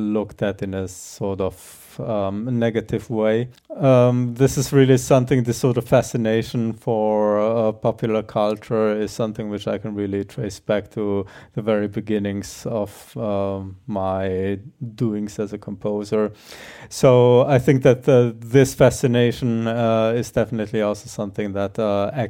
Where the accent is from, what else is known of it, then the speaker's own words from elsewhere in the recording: Germany; also born or lived in Croatia / Netherlands / Austria; now in Graz, Austria; originally I'm from Croatia, grew up in Germany, spent a lot of time in the Netherlands before I ended up in Austria.